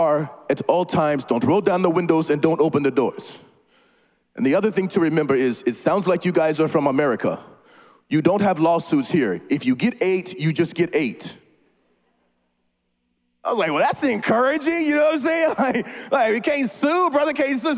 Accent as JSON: {"language": "English", "region": "Oklahoma", "country": "United States", "moved": "yes", "said": "I'm from Oklahoma"}